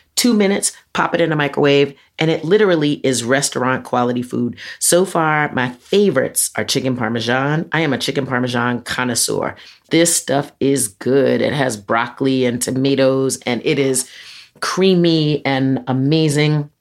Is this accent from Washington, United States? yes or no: no; Mount Vernon, New York, United States; I'm from Mount Vernon, but we we you know we a little hip hoppy powerhouse in four square miles of Mount Vernon, and so I grew up with …